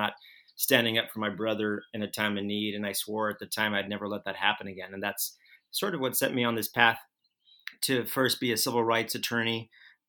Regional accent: El Paso, Texas, United States; I grew up in El Paso, Texas

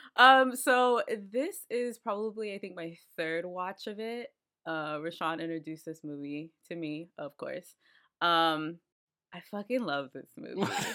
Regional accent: Austin, Texas, United States; I'm from Austin

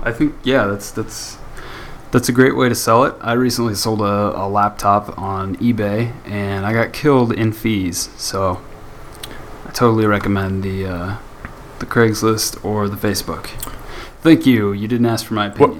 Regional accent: United States; being the American that I am

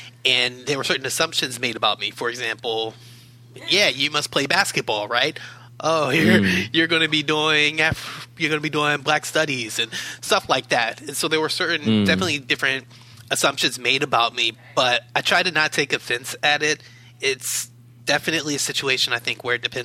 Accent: Baltimore, Maryland, United States; moved away as an adult; I'm originally from Baltimore City on the East Coast, was there for the majority of my life, moved out here back in 2015

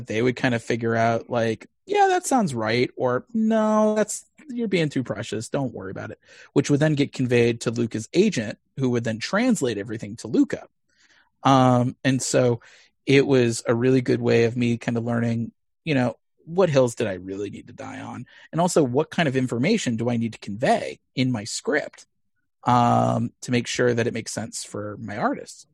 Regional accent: Missouri, United States; moved away; I grew up in Missouri, uh, in a pretty conservative Jewish household

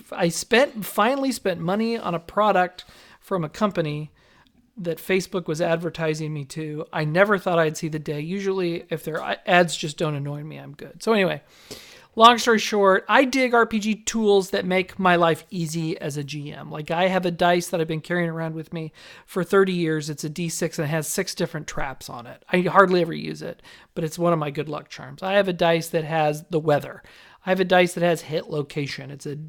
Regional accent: Las Vegas, Nevada, United States; See, I grew up in Las Vegas where everybody's trying to front themselves, right?

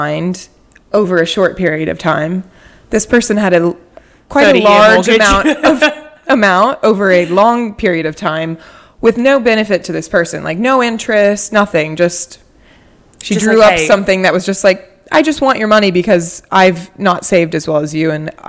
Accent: New York City, New York, United States; And so, as a New Yorker, I never want to feel like I've been...

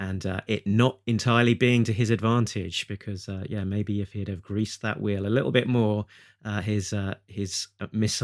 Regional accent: United Kingdom; being a Brit

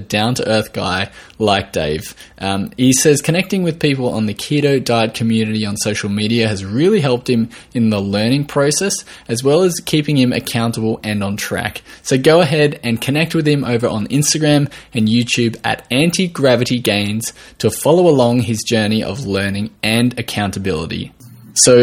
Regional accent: Australia

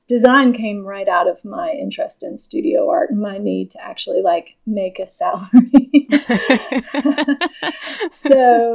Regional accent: Norfolk, Virginia, United States; my dad was a pastor and I grew up in a church called First Baptist Church of Norfolk, where he pastored from the time I was in the first grade until I graduated from high school.

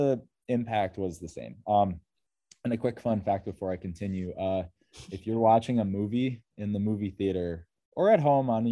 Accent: Rochester, New York, United States; I am from Rochester, New York

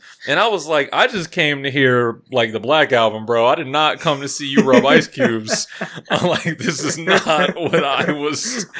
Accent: Virginia, United States; I'm from Virginia

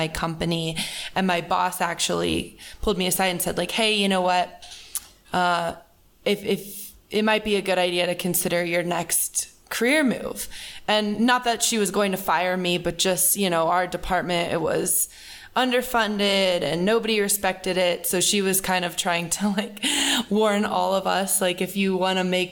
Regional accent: Colorado, United States; moved away as an adult; also born or lived in California; I grew up in Colorado, but went to school in California and have been living there for the past 6 years now.

